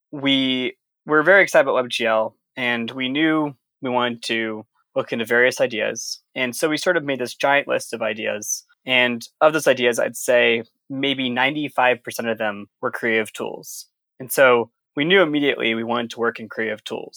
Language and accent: English; Sonoma County, California, United States; moved away as an adult; also born or lived in Providence, Rhode Island; I'm originally from Sonoma County in California